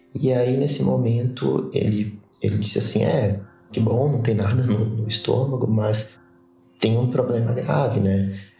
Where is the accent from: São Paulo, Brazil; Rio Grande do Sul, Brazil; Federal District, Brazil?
Rio Grande do Sul, Brazil; Caxias do Sul; sou de Caxias do Sul, Rio Grande do Sul